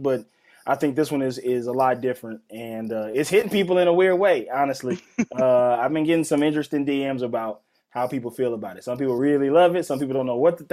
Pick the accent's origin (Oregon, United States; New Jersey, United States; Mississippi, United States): Mississippi, United States; I'm from Mississippi